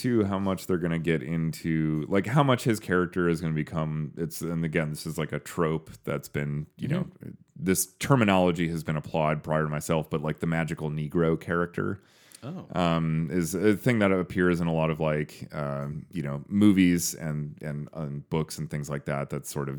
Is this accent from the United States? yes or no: no; United Kingdom; Hey, I'm British.